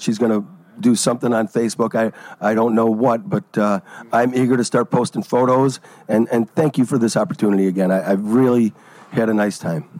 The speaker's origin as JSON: {"language": "English", "town": "Oak Forest", "region": "Illinois", "country": "United States", "tie": "born or raised there", "also_born_or_lived": "Tinley Park", "moved": "as an adult", "lives_now": "Ontario, Canada", "said": "I grew up in the southern suburbs, and uh, I, we, I grew up in Oak Forest"}